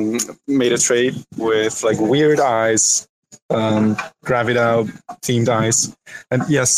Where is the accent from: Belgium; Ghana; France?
Belgium; I'm having a Belgian beer, because I'm from Belgium.